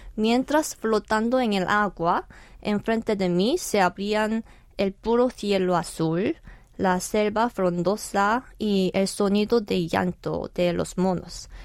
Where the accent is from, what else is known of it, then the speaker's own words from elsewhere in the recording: South Korea; Spanish is a second language; aprendí español primero en Corea, en el bachillerato, y después en España como estudiante de intercambio